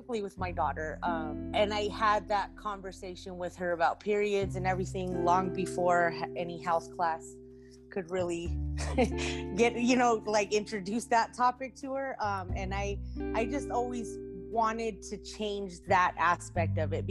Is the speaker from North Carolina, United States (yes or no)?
no; Albuquerque, New Mexico, United States; also born or lived in San Fernando, California; I'm originally from San Fernando, California. I've been in Albuquerque, New Mexico for about 30 years now